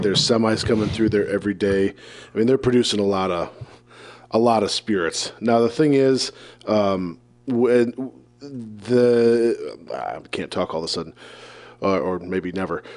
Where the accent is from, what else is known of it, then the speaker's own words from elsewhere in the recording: Decorah, Iowa, United States; my hometown of Decorah